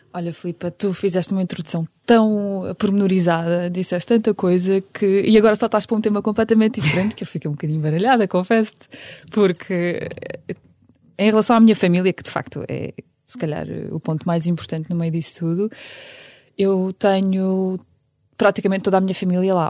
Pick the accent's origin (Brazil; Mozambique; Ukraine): Ukraine; now in Portugal; Apesar de a Ucrânia ser o meu país de origem, não é? Porque eu nasci lá